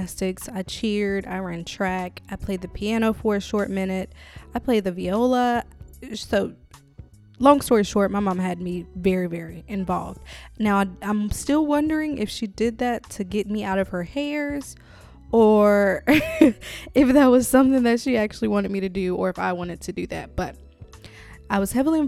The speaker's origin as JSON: {"language": "English", "town": "Winston-Salem", "region": "North Carolina", "country": "United States", "tie": "born or raised there", "said": "I was born and raised in Winston-Salem"}